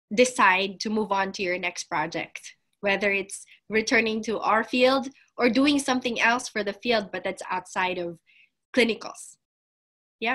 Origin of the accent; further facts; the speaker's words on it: Las Piñas, Metro Manila, Philippines; moved away as an adult; now in Columbia, United States; I am from Las Piñas um, in in the Philippines